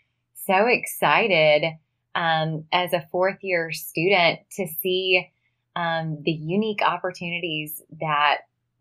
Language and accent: English; Mississippi Delta, United States; moved away as an adult; also born or lived in Tennessee; now in Nashville, United States; I grew up in the Mississippi Delta in a small town